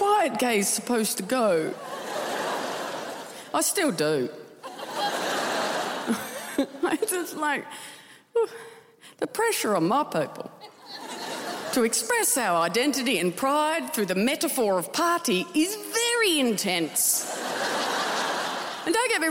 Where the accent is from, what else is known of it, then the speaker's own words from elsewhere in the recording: Tasmania, Australia; moved away; I love Tasmania. I loved growing up there